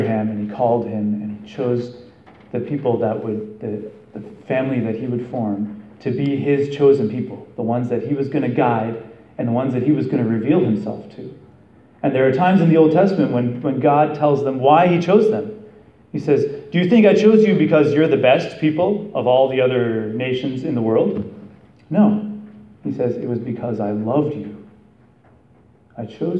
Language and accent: English; Canada; now in United States; I'm Canadian